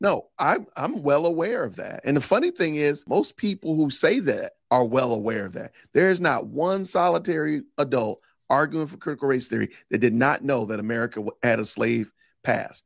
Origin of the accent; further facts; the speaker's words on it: Chicago, Illinois, United States; I was raised in Chicago, Illinois